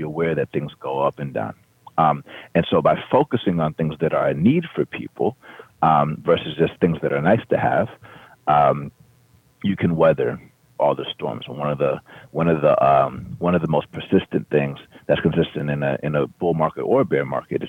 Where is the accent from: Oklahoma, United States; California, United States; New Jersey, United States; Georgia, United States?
Georgia, United States; Atlanta; I grew up in Atlanta, Georgia